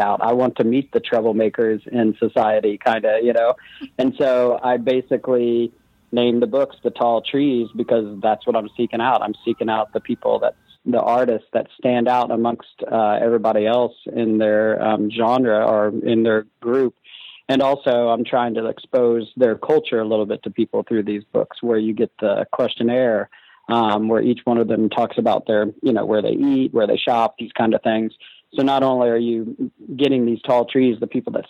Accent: Portland, United States; with Portland, it's my hometown

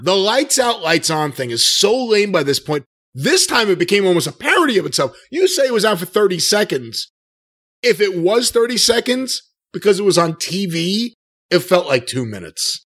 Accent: Long Island, New York, United States; I grew up on Long Island

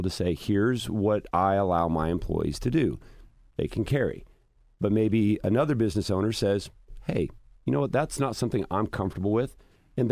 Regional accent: Martinsville, Indiana, United States; I'm from the country. I mean, yes, I'm from Martinsville.

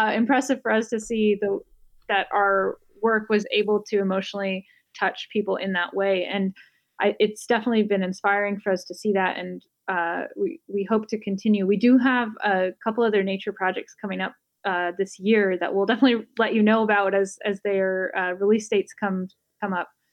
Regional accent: Bay Area, California, United States; also born or lived in Los Angeles; I grew up in the Bay Area and went to college here

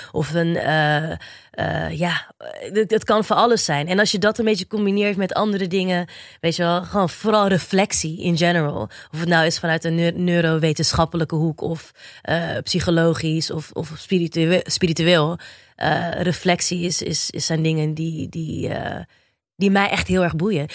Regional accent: Rotterdam, South Holland, Netherlands; now in Diemen, Netherlands; woon op dit moment in het pittoreske Diemen, maar het is altijd Rotterdam ah, West Side for life.

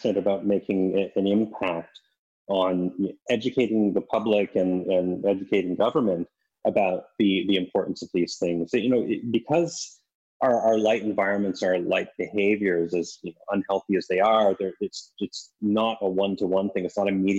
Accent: East Coast, Canada; moved away; When I was a little kid, I grew up in Canada on the East Coast

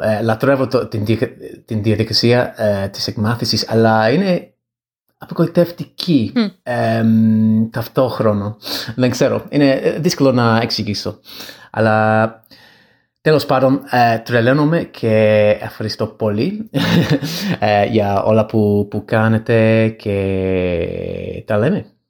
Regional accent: England, United Kingdom; Greek is a second language; από την Αγγλία

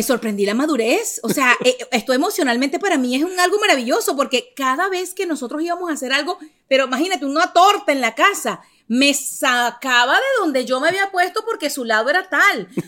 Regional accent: Venezuela; moved away; also born or lived in Miami; Yo soy venezolana

